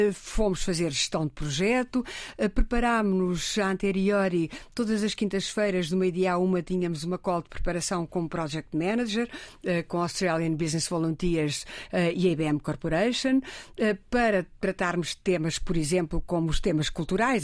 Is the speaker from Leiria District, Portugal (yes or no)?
no; Riachos, Santarém District, Portugal; born or raised there; moved away as an adult; now in Lisbon, Portugal